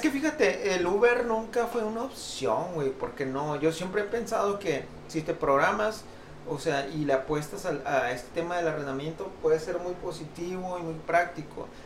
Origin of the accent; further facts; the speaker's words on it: Oaxaca, Mexico; moved away; Yo soy de Oaxaca y algún tiempo, si bien no toda mi vida de vida allá, pero algún tiempo me eh, crecí allá